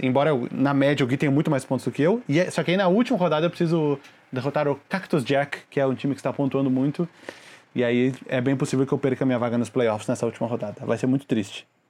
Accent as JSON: {"language": "Portuguese", "region": "Rio de Janeiro", "country": "Brazil", "said": "sou do Rio de Janeiro"}